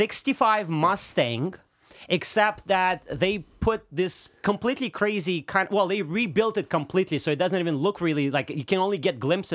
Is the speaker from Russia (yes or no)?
yes; Russia; first language Russian; English is a second language; so I'm Russian, right?